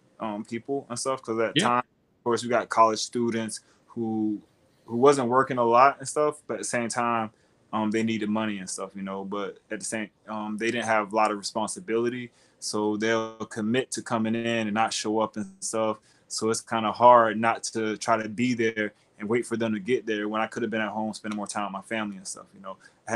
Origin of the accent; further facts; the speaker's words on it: Fort Myers, Florida, United States; Fort Myers, Florida. Fort Myers, Florida. It was rough.